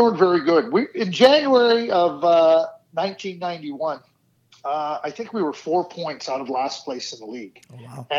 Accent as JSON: {"language": "English", "town": "Montreal", "region": "Quebec", "country": "Canada", "tie": "born or raised there", "also_born_or_lived": "Minnesota / Dallas", "moved": "yes", "said": "I grew up in Montreal"}